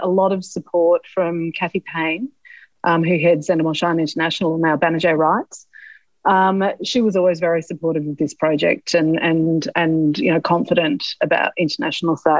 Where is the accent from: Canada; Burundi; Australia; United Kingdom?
Australia; eastern seaboard; I'm someone from the Eastern Seaboard.